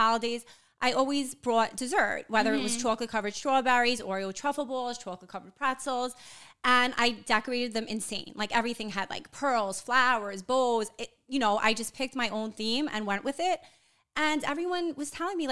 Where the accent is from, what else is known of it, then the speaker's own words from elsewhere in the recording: New York City, New York, United States; I'm from Whitestone, Queens